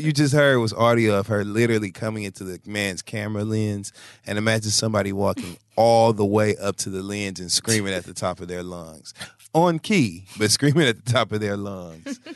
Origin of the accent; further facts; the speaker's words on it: Michigan, United States; now in New York, United States; Now, I live in New York, so I have to use a laundromat, you know, and I grew up in Michigan, so that's different for me.